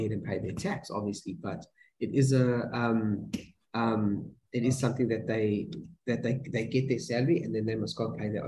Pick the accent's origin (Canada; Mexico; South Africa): South Africa; moved away as an adult; now in Los Angeles, United States; a South African who's seen the light, you know, who's lived his whole life basically with this amazing meat